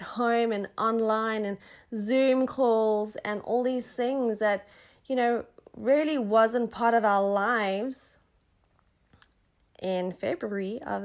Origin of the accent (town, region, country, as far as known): South Africa; born or raised there